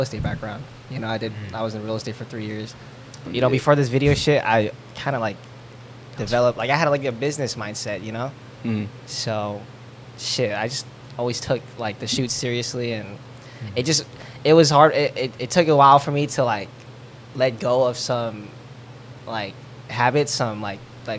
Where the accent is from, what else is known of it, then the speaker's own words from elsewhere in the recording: San Jose, California, United States; We're from San Jose